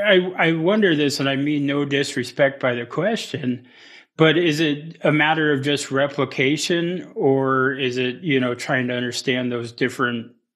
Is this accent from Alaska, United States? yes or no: yes; Kasaan, Alaska, United States; also born or lived in Ketchikan, Alaska; I grew up in Kasan, Haida Village, and, canoes were such a strong part of our history.